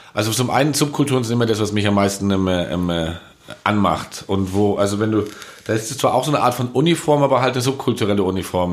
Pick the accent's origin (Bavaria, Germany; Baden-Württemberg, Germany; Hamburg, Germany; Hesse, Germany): Bavaria, Germany; Munich; bei uns in München